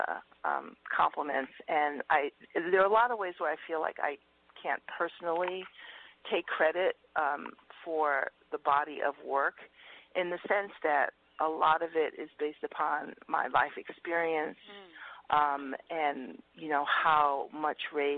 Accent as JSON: {"language": "English", "town": "New York City", "region": "New York", "country": "United States", "tie": "born or raised there", "moved": "yes", "lives_now": "California, United States", "said": "I grew up in Harlem for, a few years before I moved to California"}